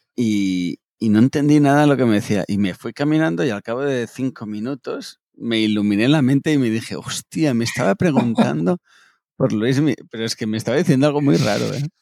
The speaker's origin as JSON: {"language": "Spanish", "country": "Spain", "said": "soy español"}